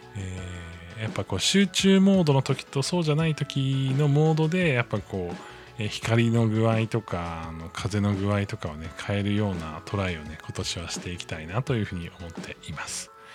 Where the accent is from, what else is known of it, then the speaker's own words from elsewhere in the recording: Hokkaido, Japan; also born or lived in Tokyo; now in Kanagawa, Japan; 僕、出身が北海道なんですけれども